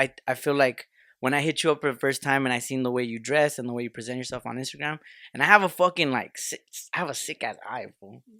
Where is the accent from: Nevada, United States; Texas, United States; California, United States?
California, United States; Los Angeles; we're Southeast L